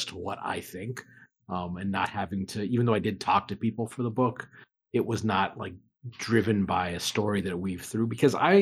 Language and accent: English; Anchorage, Alaska, United States; I'm originally from Anchorage, Alaska